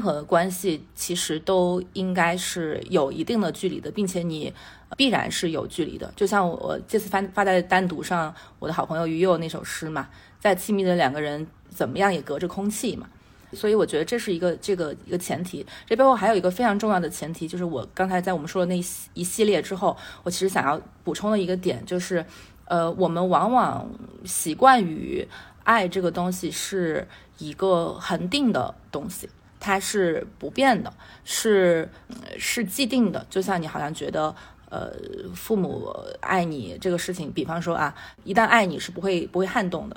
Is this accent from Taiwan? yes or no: no; Sichuan, China; accent: Sichuanese; 我们四川话是考一榜，忙死一榜